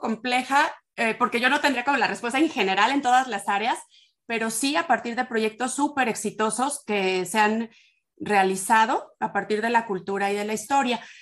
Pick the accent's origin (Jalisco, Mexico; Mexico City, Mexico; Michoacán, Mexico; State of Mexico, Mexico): Michoacán, Mexico; Morelia; soy originaria de Morelia, Michoacán. Acá he vivido pues, la mayor parte de, mi vida.